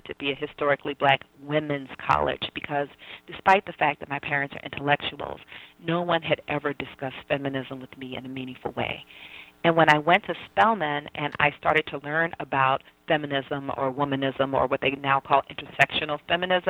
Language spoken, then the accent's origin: English; Atlanta, Georgia, United States; I grew up in Southwest Atlanta, which is basically an all-black environment